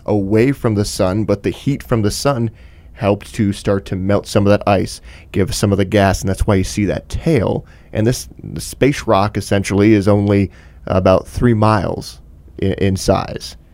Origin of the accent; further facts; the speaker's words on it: Michigan, United States; growing up in Michigan